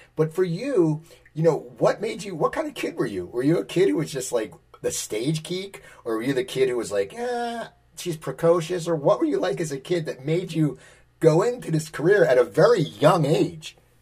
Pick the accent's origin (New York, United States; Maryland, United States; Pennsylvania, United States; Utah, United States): Pennsylvania, United States; near Philadelphia; I grew up near Philadelphia, and I, I moved back here